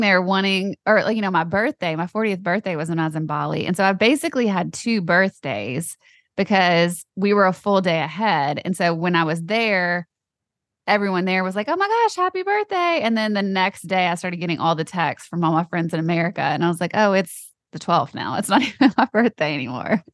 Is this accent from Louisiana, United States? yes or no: yes; Louisiana, United States; I grew up in Louisiana